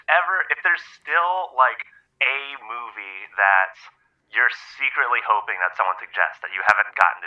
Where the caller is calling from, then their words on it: Los Angeles, California, United States; I'm calling from LA.